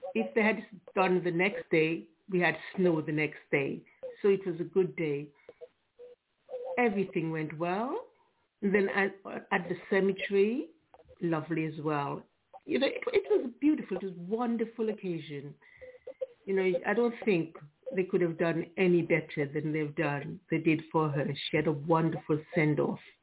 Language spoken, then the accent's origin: English; Antigua & Barbuda; now in England, United Kingdom; I'm from Antigua, but been in England a long, long, long time.